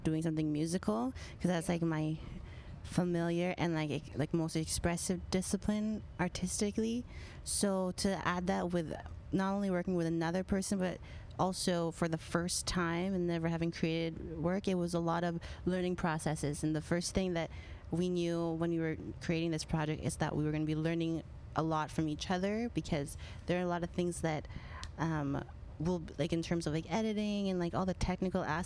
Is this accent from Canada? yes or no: yes; Canada; I am a musician from Canada.